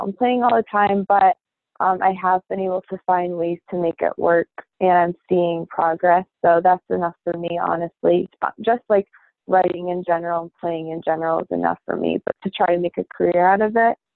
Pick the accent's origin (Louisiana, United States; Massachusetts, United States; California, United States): Massachusetts, United States; East Longmeadow; also born or lived in Uniontown, Pennsylvania / Nashville, Tennessee / Cape Cod, Massachusetts; pretty much grew up in East Long Meadow my whole life